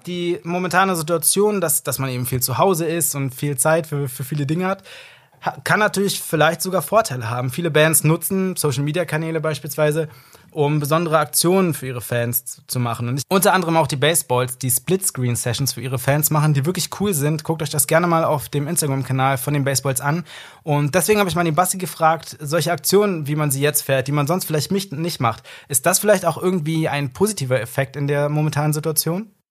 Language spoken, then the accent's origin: German; Berlin, Germany; ich bin ja in Berlin und Umgebung aufgewachsen